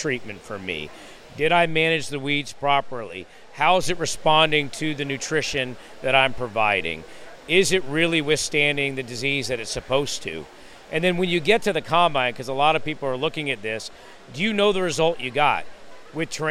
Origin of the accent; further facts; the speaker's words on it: Howard County, Indiana, United States; I'm actually from Howard County.